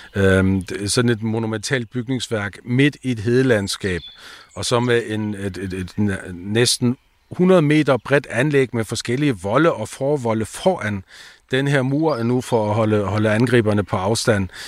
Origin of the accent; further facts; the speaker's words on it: south of the Danish border, Schleswig-Holstein, Germany; I dag kan vi være danske her syd for grænsen med vores egen sprog og kultur